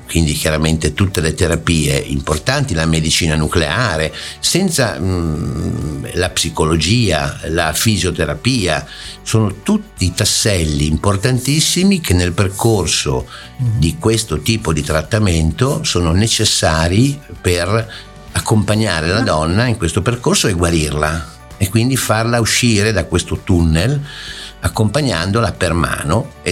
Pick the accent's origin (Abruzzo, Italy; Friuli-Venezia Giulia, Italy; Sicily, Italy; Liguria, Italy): Liguria, Italy; Genoa; Dunque, io eh, sono di Genova con però radici piemontesi, quindi eh, casa a Oviglio